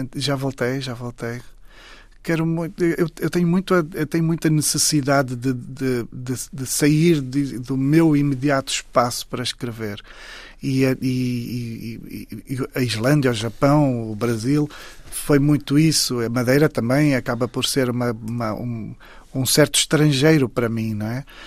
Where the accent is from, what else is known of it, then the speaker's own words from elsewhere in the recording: Saurimo, Lunda Sul, Angola; moved away; Saurim, que é exatamente a terra onde eu nasci